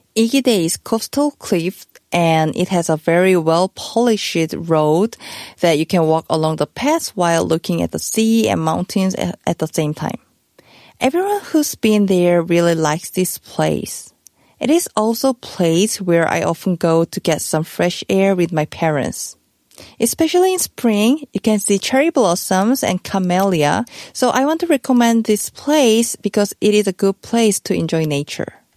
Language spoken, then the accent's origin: English; Busan, South Korea; Busan is not just my hometown